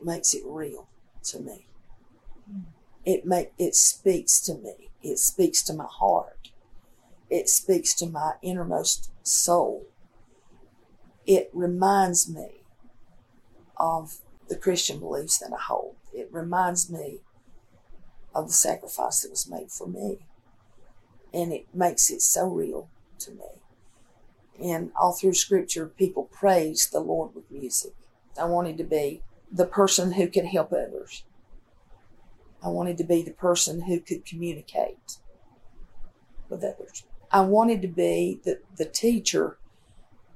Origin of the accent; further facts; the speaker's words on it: Marion, North Carolina, United States; also born or lived in Mitchell County, North Carolina; I was born in Marion, North Carolina.